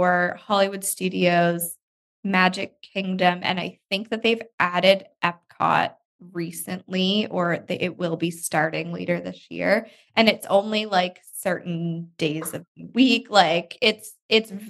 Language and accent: English; Nova Scotia, Canada; we're from Nova Scotia, like the East Coast of Canada.